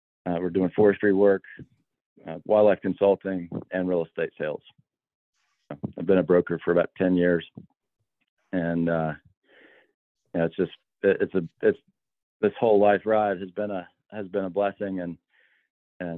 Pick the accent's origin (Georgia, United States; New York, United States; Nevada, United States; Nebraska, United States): Georgia, United States; Albany; moved away; also born or lived in South Carolina; I grew up in Albany, Georgia, started working on plantations back in 1995 at 16 years old